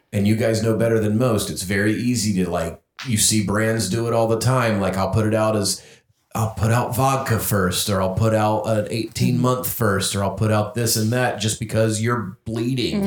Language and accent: English; North Carolina, United States; I grew up in North Carolina